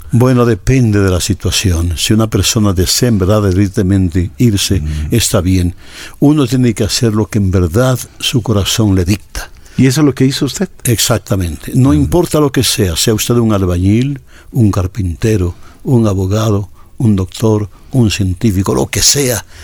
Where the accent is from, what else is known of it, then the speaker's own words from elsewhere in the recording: Cayambe, Pichincha, Ecuador; moved away as an adult; also born or lived in United States; now in Los Angeles, United States; yo sigo siendo un cayambeño, yo sigo siendo un ecuatoriano, yo siendo un, hijo de Pichincha